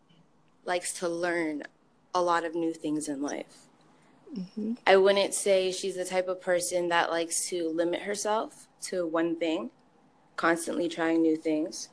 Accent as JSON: {"language": "English", "town": "Toronto", "region": "Ontario", "country": "Canada", "also_born_or_lived": "Barbados / Detroit / Farmington Hills", "moved": "as an adult", "lives_now": "Windsor, Canada", "said": "I'm from Toronto originally, born in Barbados"}